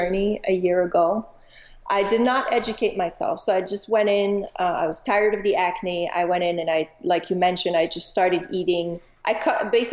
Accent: Montreal, Quebec, Canada; also born or lived in Chicago; now in Arizona, United States; I'm originally from Montreal, Canada

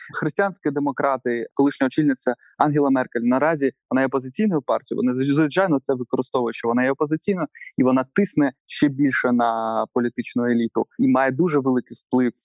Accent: Yevpatoria, Crimea, Ukraine; now in Kyiv, Ukraine; в моєму рідному місті Євпаторія

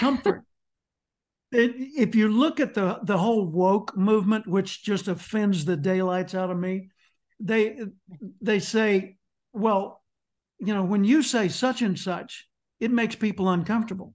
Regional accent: Little Rock, Arkansas, United States; I grew up in Little Rock, Arkansas

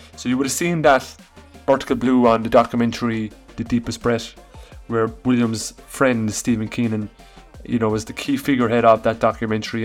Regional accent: Ireland; I'm Irish

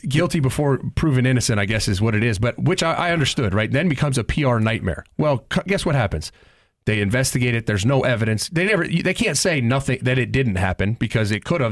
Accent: Columbus, Ohio, United States; I was born and raised in Columbus

